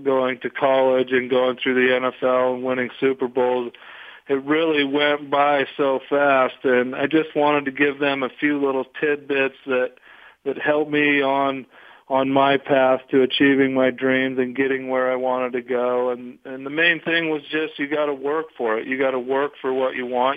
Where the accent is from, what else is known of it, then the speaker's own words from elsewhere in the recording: Wyoming, United States; also born or lived in Utah; I grew up in a small town in Wyoming on a cattle ranch